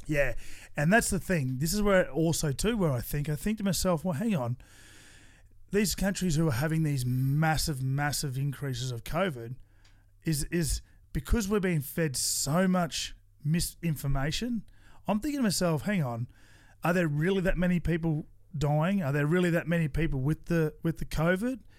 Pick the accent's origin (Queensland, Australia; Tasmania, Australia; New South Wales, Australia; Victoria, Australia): Queensland, Australia; Toowoomba; I grew up in Toowoomba with four boys in my family